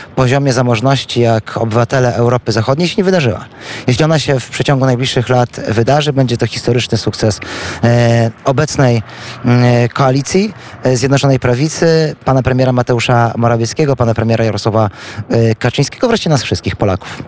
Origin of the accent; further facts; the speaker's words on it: Świdnik, Lublin Voivodeship, Poland; pochodzimy z tego samego miasta. Co więcej, tak się też składa, że z moimi rodzicami Krzysztof Żuk był sąsiadem